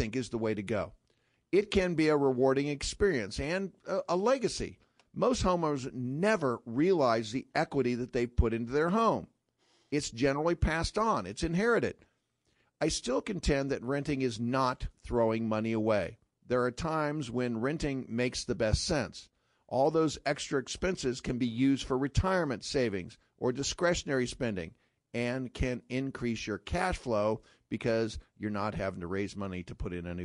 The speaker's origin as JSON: {"language": "English", "region": "California", "country": "United States", "tie": "born or raised there", "moved": "yes", "said": "I grew up in California"}